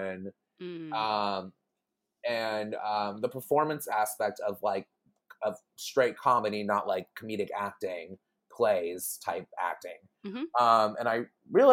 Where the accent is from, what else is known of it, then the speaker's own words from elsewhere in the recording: Houston, Texas, United States; moved away as an adult; also born or lived in Chicago, Illinois; I'm originally from Houston. As I like to say, I am born fed but not inbred in Houston, Texas.